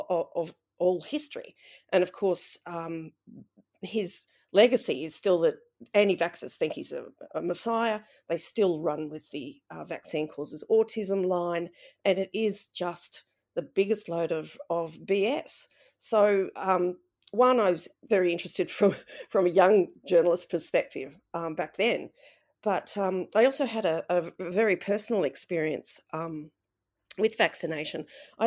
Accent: Mullumbimby, New South Wales, Australia; also born or lived in Sydney / Byron Bay; I'm a Mullumbimby girl, raised there

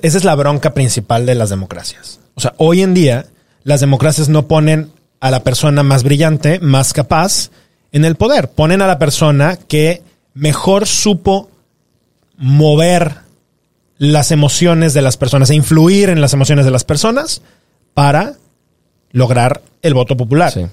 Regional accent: Guanajuato, Mexico; Tú y yo somos de Guanajuato

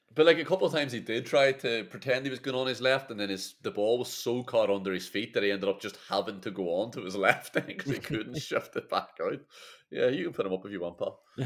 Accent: Ireland; as an Irish man and an Irish fan

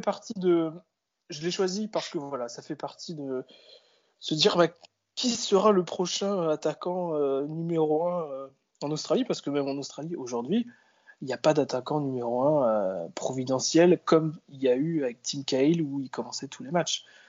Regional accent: France; nous, en tant que Français

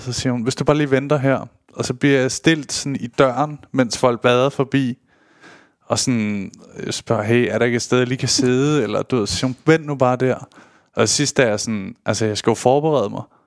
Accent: Køge, Zealand, Denmark; jeg er jo fra Køge

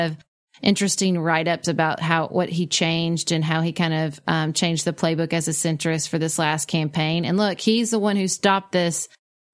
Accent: Kentucky, United States; my home state where I live

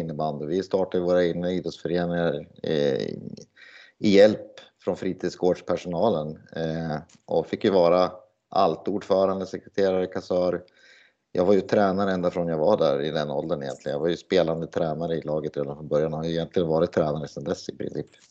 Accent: Sundsvall, Västernorrland County, Sweden; moved away as an adult; also born or lived in Gävle / Hagfors; jag är från Sundsvall från början

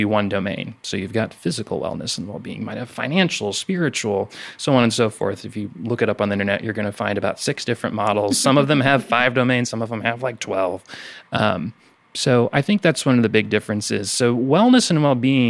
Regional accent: Savannah, Missouri, United States; moved away as an adult; now in Mississippi, United States; I'm not originally from Mississippi. I'm originally from Savannah, Missouri, which if you haven't heard of it, it's about an hour north of Kansas City, Missouri

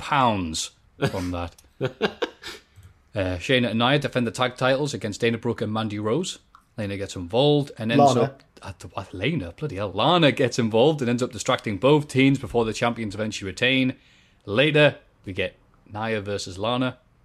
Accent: Bishop Auckland, North East England, United Kingdom; I mean, I'm from Bish. I don't know anybody who smokes crack.

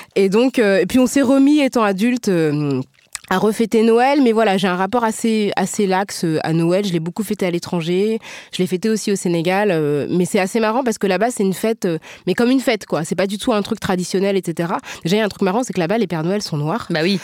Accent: France; on est toutes françaises

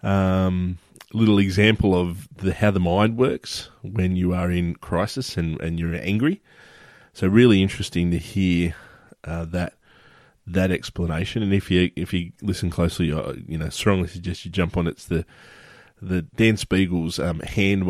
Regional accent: Sydney, New South Wales, Australia; my hometown, which is Sydney, Australia

